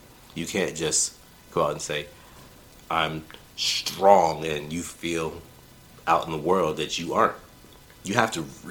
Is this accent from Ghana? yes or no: no; United Kingdom; I'm British.